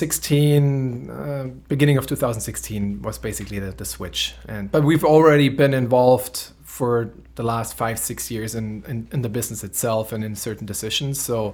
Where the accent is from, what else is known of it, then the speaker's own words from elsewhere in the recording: Germany; moved away as an adult; now in Wauwatosa, United States; I'm 35 years old. I was born and raised in Germany. I live in Wauwatosa now with my beautiful wife and two kids.